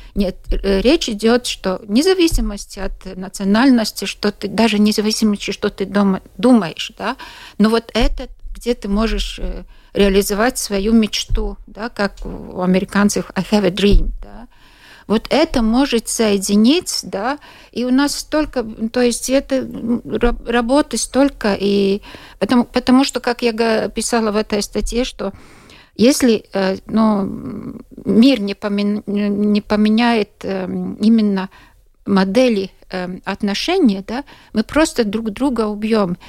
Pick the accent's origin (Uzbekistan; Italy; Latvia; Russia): Latvia; Latgale; Russian is a second language; Я сама из Латгалии